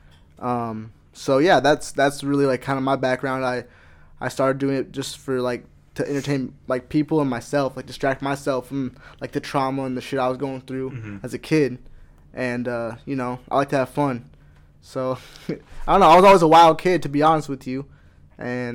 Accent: Iowa, United States; born or raised there; also born or lived in Los Angeles, California

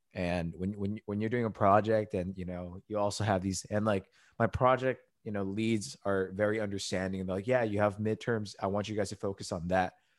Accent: United States; we're American

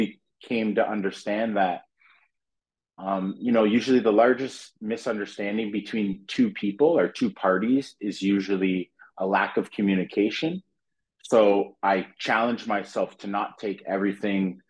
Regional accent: Fonthill, Ontario, Canada; also born or lived in North York, Toronto / Regent Park, Toronto / Scarborough, Toronto; I ended up moving to a little place called Font Hill. It's in the Niagara region, Pelham

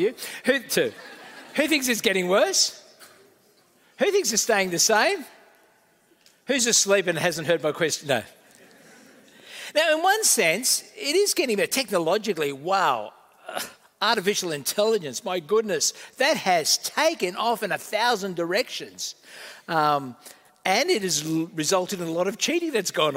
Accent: Australia; also born or lived in Malta; I'm part Australian, part Maltese

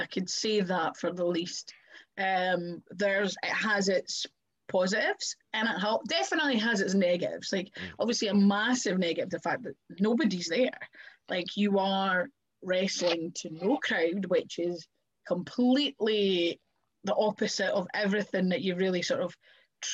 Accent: Kirkcaldy, Scotland, United Kingdom; ruins in Kirkcaldy from my hometown.

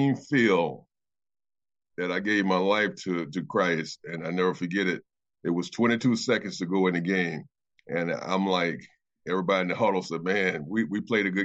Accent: Jackson, Mississippi, United States; I was born in Jackson, Mississippi here, and during that time in Jackson, Mississippi in the South

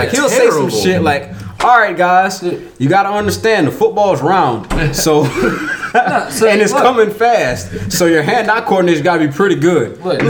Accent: South Carolina, United States; I'm from South Carolina.

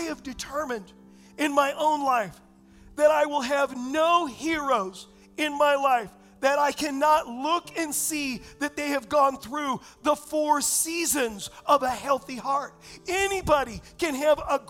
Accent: Southern California, United States; moved away; I was raised in Southern California

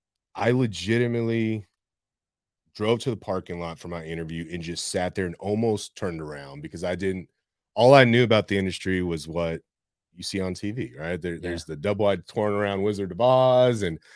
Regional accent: San Antonio, Texas, United States; I was born, raised here, left for school, high school, college, spent a couple of years doing different things in Arizona, California, and decided to come back here.

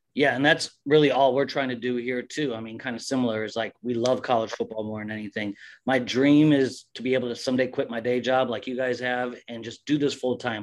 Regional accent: Iowa, United States; I'm from Iowa

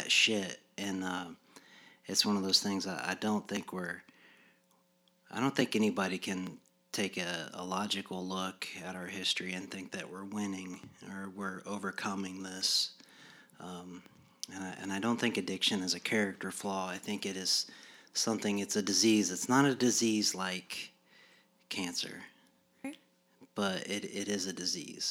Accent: Yorktown, United States; I come from Yorktown

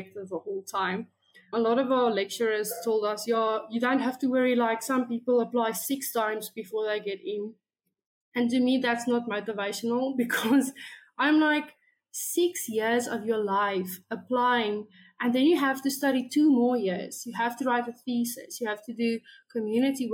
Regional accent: South Africa; So I am from South Africa.

